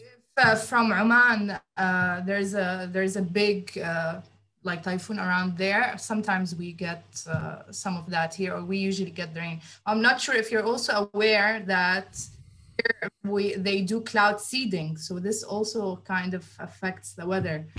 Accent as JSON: {"language": "English", "region": "Abu Dhabi", "country": "United Arab Emirates", "tie": "born or raised there", "said": "I was born here in Abu Dhabi in the UAE. Um, yeah, I lived here all my life"}